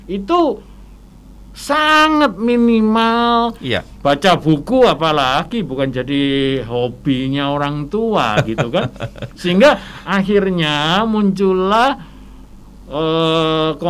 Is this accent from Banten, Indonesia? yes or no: no; Surabaya, East Java, Indonesia; saya berasal dari Surabaya.